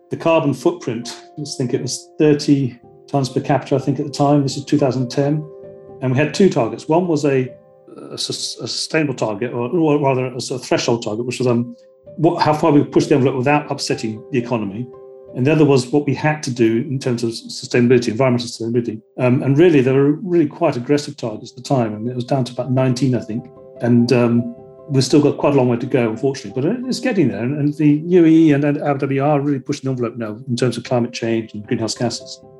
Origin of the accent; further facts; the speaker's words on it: Iran; born there; I was born in Iran, and my grandfather was out here as an ambassador general in Yemen